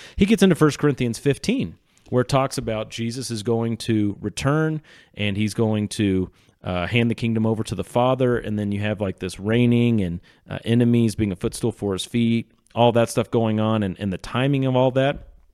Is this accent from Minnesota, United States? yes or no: no; Sedalia, Missouri, United States; I'm from Sedalia, Missouri